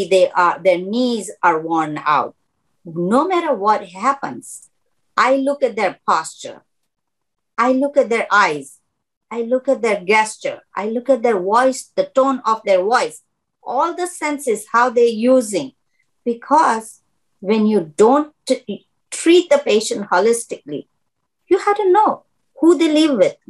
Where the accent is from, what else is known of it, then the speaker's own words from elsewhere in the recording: Mumbai, Maharashtra, India; moved away as an adult; now in United States; I have been in United States since 1981. I come from Mumbai, India.